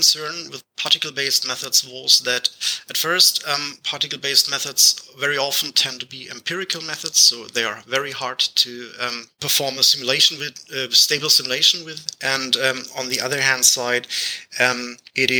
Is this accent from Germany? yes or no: yes; Germany; English is a second language; I'm from Germany, which is the case where I have this strange accent.